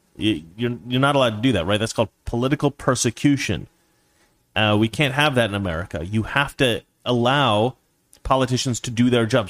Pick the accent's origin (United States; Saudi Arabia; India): United States; Portland, Oregon; that's where I'm from. I'm from Oregon